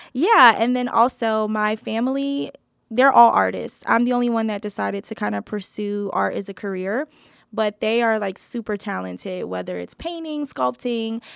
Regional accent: New Jersey, United States; moved away; I grew up in New Jersey

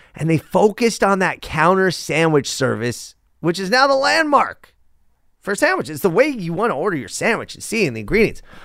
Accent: Los Angeles, California, United States; I grew up in San Fernando Valley.

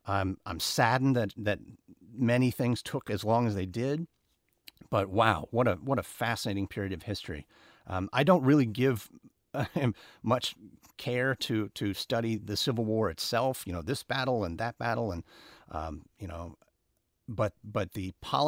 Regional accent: United States; it was very, very strange to be milling about as an American traveling alone in Australia.

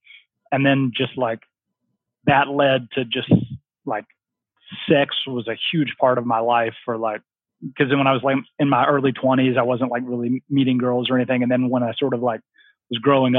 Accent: the South, United States; I just like love growing up in the South, I was just always outside and I just loved being outside.

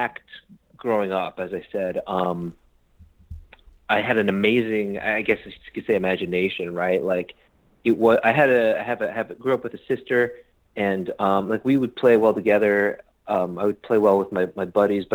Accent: Long Island, New York, United States; moved away as an adult; also born or lived in Philadelphia / Los Angeles; I'm from Long Island, New York. Small suburb

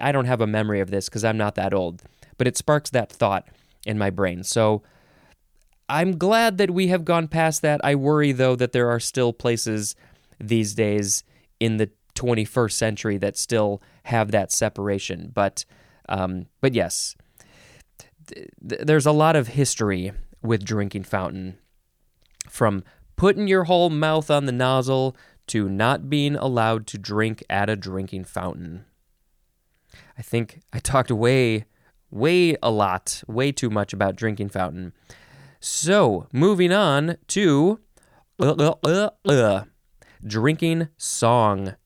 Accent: United States

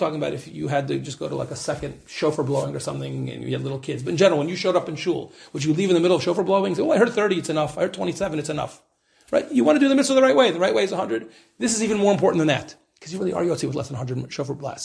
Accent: United States; moved away; I'm an American, you know, I'm very American

